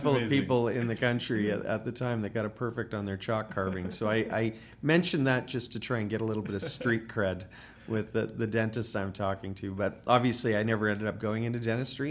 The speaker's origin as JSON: {"language": "English", "region": "British Columbia", "country": "Canada", "moved": "as an adult", "lives_now": "Calgary, Canada", "said": "I'm originally from British Columbia"}